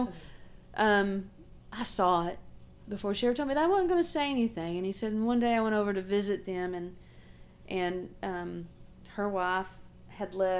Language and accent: English; Little Rock, Arkansas, United States; I'm not really from here either, I'm from Little Rock